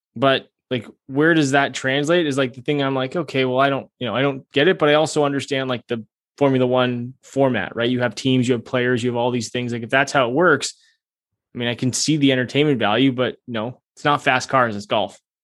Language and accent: English; Canada